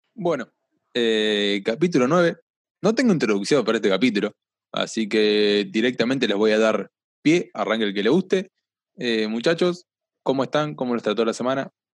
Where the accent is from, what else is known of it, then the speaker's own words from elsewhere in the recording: La Plata, Buenos Aires Province, Argentina; yo soy platense